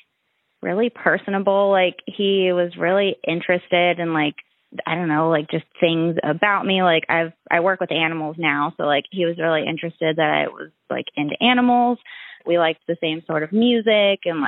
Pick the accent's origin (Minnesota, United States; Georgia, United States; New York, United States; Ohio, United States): Ohio, United States; Mansfield; I grew up in Mansfield, Ohio